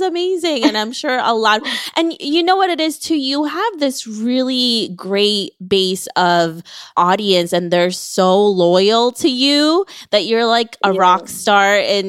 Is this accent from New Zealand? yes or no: no; Philippines; now in United States; you and I came from the Philippines.